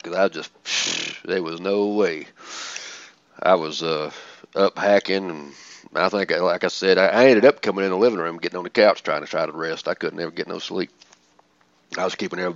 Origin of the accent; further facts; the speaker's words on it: the South, United States; I'm from the South